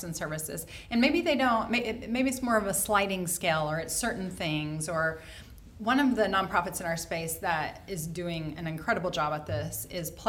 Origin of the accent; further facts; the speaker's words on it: Oklahoma, United States; moved away as an adult; now in Indianapolis, United States; I'm not from here. I'm from Oklahoma. I have lived here 12 years